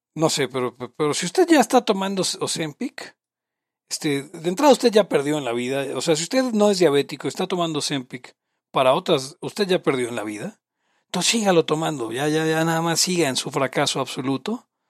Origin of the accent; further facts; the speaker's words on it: Mexico; Soy de México